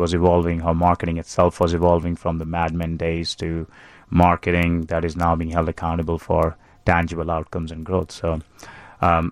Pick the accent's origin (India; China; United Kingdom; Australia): India; moved away as an adult; also born or lived in Chicago; I grew up in India